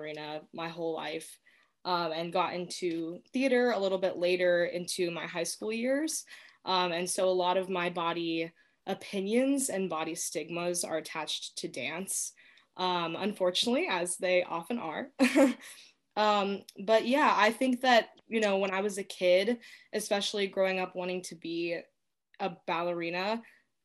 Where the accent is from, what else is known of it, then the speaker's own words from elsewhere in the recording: Dayton, Ohio, United States; I'm from Dayton. I've lived here most of my life